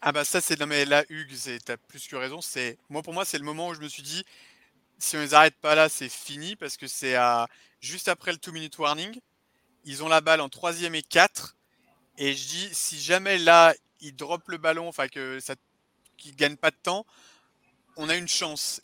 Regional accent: Saint-Étienne, Auvergne-Rhône-Alpes, France; je suis de Saint-Étienne

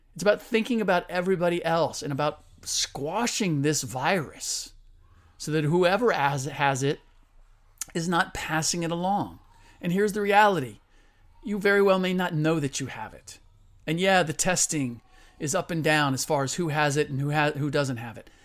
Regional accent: Cincinnati, Ohio, United States; moved away; I was born and raised in Cincinnati

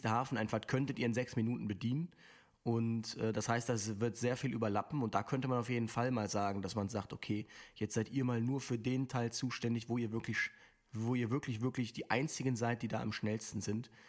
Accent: Linz, Upper Austria, Austria; aus Linz, zwölf Jahre alt.

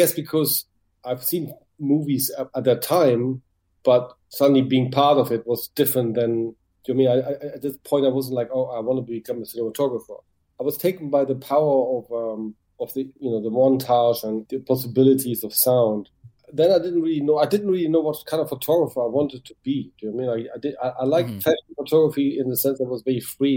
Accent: Düsseldorf, North Rhine-Westphalia, Germany; English is a second language; moved away as an adult; now in London, United Kingdom; my hometown, Düsseldorf

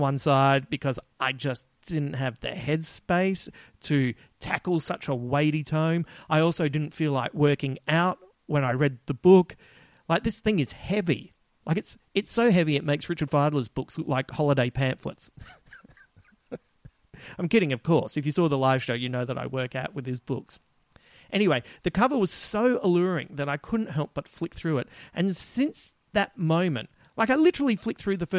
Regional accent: Adelaide, South Australia, Australia; accent: Adelaide; my Adelaide accent

